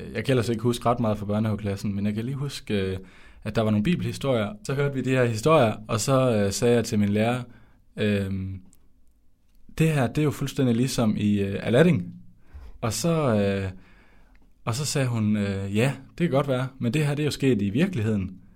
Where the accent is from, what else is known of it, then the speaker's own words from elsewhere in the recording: Skjern, Central Denmark Region, Denmark; moved away as an adult; now in Odense, Denmark; jeg kommer fra Skjern i Vestjylland. Øh, men nu bor jeg i Volsmose i Odense, og det har jeg gjort i tre år